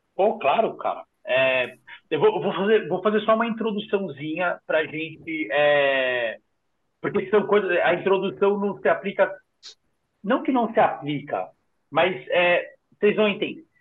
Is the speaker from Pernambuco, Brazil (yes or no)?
no; São Paulo, Brazil; Sou da Zona Sul, sou de Interlagos, nasci aqui